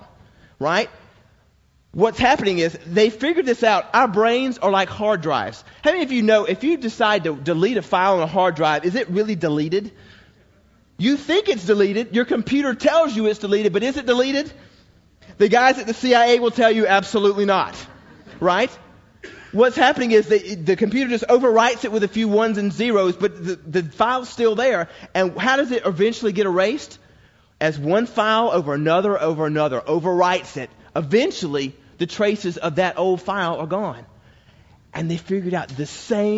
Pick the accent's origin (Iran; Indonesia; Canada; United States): United States; Georgia; as a boy growing up in Georgia